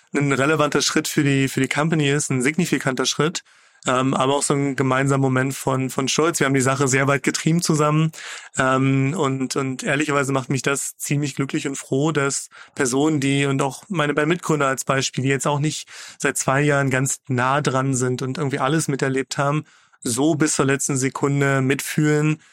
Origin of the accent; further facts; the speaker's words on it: Magdeburg, Saxony-Anhalt, Germany; ich komme aus Magdeburg